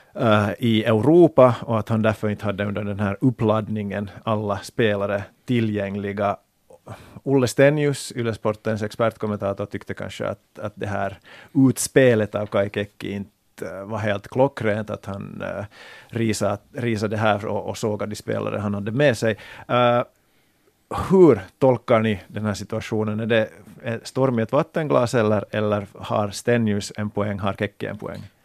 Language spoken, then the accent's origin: Swedish; Finland; finländsk fotbollsvän